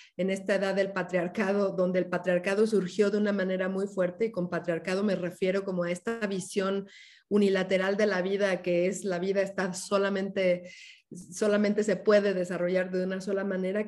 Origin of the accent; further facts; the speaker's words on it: Mexico City, Mexico; moved away as an adult; now in Oaxaca, Mexico; yo nací originalmente en la Ciudad de México, soy una hija de la, ciudad